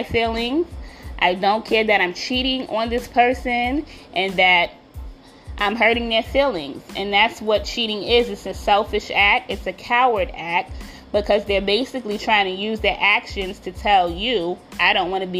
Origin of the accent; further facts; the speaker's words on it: New York, United States; I'm from New York. You know we love coffee over here